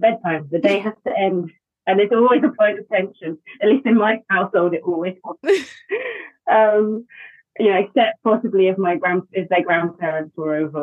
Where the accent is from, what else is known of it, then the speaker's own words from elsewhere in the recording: United Kingdom; now in Wales, United Kingdom; I'm British